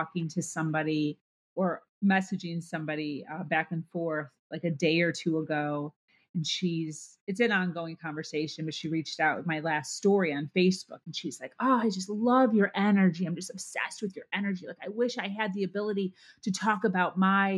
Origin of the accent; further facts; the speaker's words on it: Chicago, Illinois, United States; also born or lived in Ohio / Pennsylvania; now in South Florida, United States; I born and raised in Chicago, a Midwest girl